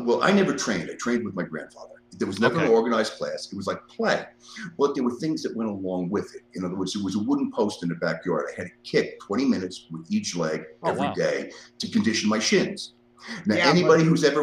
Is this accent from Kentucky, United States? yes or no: no; New York City, New York, United States; moved away as an adult; also born or lived in northern New Jersey / Las Vegas, United States; now in Lexington, Virginia, United States; I grew up in the Bronx.